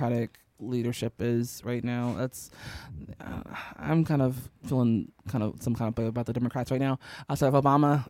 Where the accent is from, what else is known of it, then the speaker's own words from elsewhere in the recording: Chicago, Illinois, United States; we're from Chicago